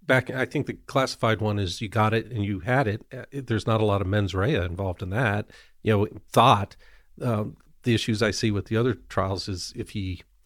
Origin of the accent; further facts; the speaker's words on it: Evergreen, Colorado, United States; Came back to Colorado, but it sucks you in. It sucks in a lot of people I grew up with in Evergreen, which is beautiful, but got sucked into Highlands Ranch